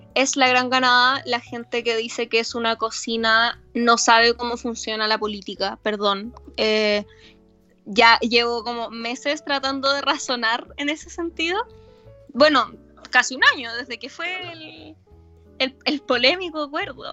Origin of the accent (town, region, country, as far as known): Chile